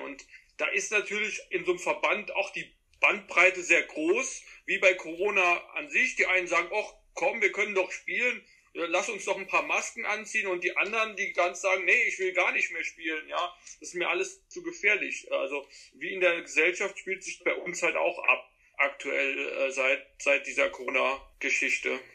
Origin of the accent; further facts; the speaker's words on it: Trier, Rhineland-Palatinate, Germany; bei uns in Trier, da ist man zu den Spielen gegangen und dann natürlich auch anschließend irgendwann in den Verein gekommen